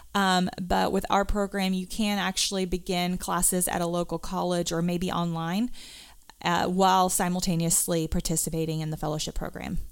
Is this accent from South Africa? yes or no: yes; South Africa; moved away; I grew up in South Africa